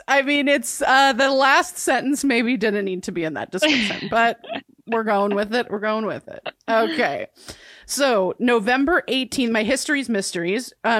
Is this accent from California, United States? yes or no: yes; Santa Cruz, California, United States; moved away; my hometown of Santa Cruz, California.